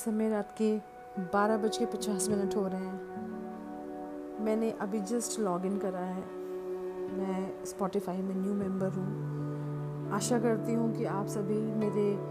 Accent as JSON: {"language": "Hindi", "town": "Lucknow", "region": "Uttar Pradesh", "country": "India", "said": "मैं लखनऊ शहर से हूँ"}